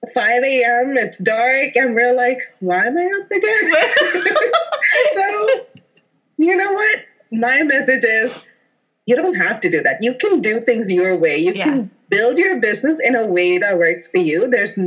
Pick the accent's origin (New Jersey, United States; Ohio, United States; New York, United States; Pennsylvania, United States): New Jersey, United States; I'm from New Jersey